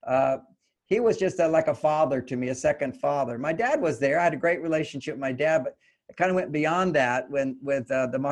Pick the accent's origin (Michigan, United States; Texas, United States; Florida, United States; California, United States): Texas, United States; Houston; I was born in Houston, Texas.